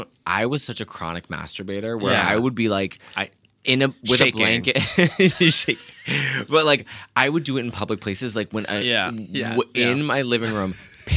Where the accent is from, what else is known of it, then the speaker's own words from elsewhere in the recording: Massachusetts, United States; And then one day, I'm from Massachusetts.